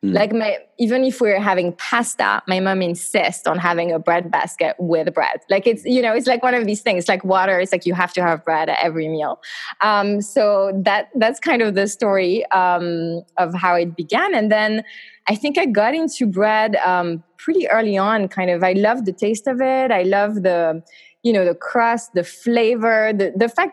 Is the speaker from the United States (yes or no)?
no; eastern France, France; moved away; I grew up in France, in the east of France.